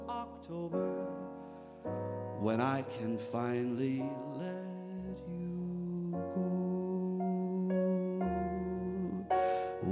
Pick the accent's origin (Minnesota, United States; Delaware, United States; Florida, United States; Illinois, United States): Minnesota, United States; as a Minnesotan, you either like fall and the cooler temperatures or you live a pretty miserable life here